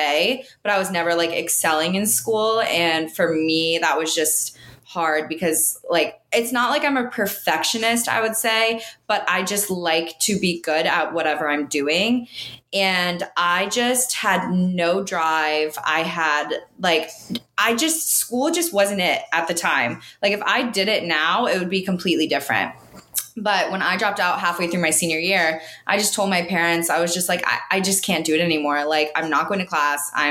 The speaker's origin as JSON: {"language": "English", "region": "Northern California", "country": "United States", "also_born_or_lived": "Alabama", "moved": "as an adult", "lives_now": "San Diego, United States", "said": "I'm originally from Northern California."}